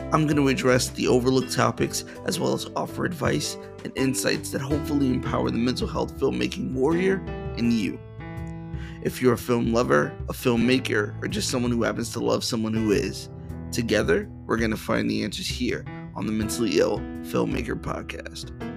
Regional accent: Boston, Massachusetts, United States; moved away as an adult; also born or lived in New Jersey; now in Springfield, United States; I was born and raised in Boston, Massachusetts

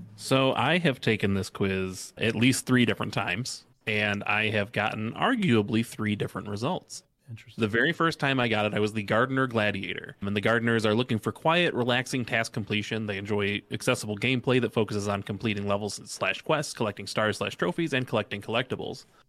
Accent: Detroit, Michigan, United States; I am from Detroit

